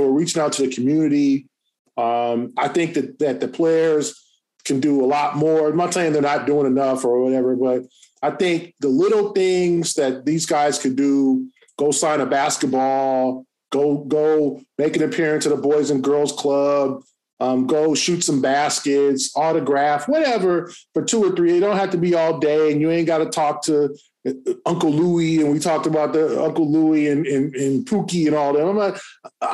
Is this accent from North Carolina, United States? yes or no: no; Los Angeles, California, United States; moved away; I grew up